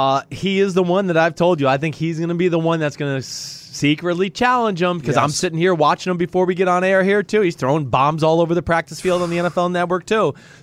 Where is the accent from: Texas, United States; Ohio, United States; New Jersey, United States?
Texas, United States; especially when I came from Texas where we had like 9 plays in our whole playbook